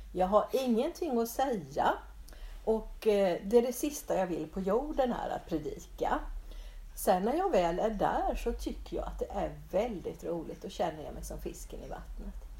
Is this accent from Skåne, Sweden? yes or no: no; Bodafors, Jönköping County, Sweden; jag är uppväxt på Sågbacke i, i, utanför Bodafors